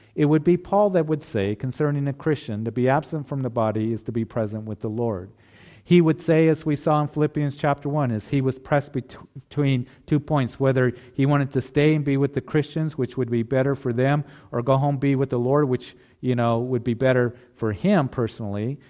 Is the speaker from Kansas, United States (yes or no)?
yes; Kansas, United States; a kid growing up in Kansas, you know, we were always fishing for catfish